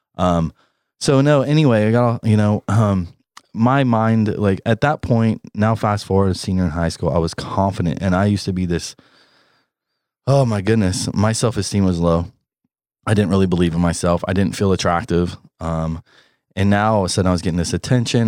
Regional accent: Columbus, Ohio, United States; also born or lived in Houston, Texas / Maine / Florida / Los Angeles; now in North Carolina, United States; I was raised in Columbus, Ohio

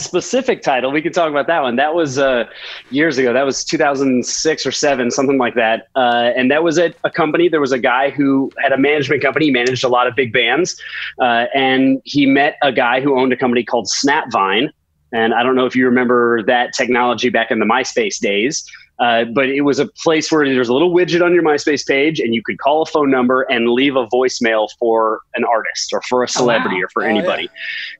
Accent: Midwest, United States; I'm from the Midwest, so out there there's not much of a music industry.

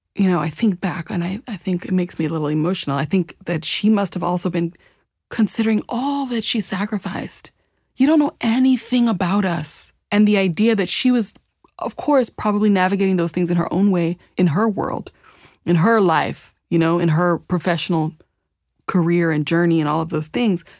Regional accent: Champaign, Illinois, United States; also born or lived in Zambia; I grew up in East Central Illinois in a Midwest coller, college town, you know, Champaign, Illinois, a university town

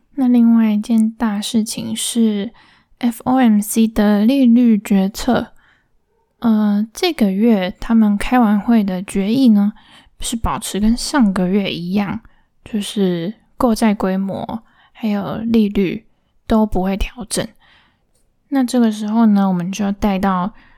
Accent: Linkou, New Taipei City, Taiwan; now in Taipei, Taiwan; 我老家其实就在新北而已，在林口的乡下

